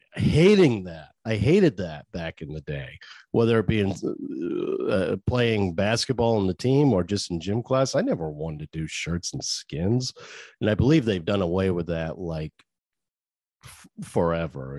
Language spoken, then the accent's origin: English; Maine, United States; accent: Maine; I gotta move out your way just to get rid of my main accent